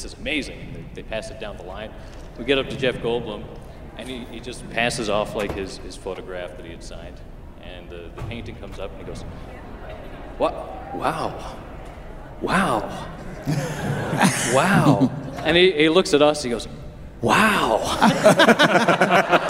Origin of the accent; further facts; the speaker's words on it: Canada; I'm from Canada.